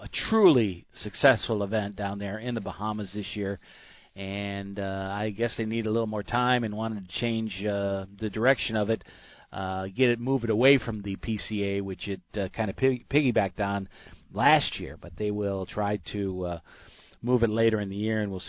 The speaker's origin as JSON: {"language": "English", "town": "Clearwater", "region": "Florida", "country": "United States", "tie": "born or raised there", "said": "the very first restaurant in Clearwater, Florida, from my hometown"}